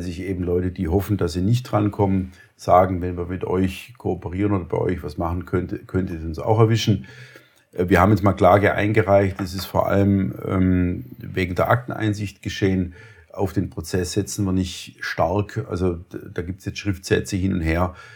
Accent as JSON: {"language": "German", "country": "Germany", "said": "als, als Deutsche"}